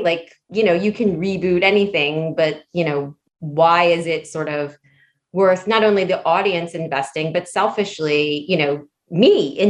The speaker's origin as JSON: {"language": "English", "region": "Hawaii", "country": "United States", "tie": "born there", "said": "you know, I was born in Hawaii. My dad's from there. My family's all there."}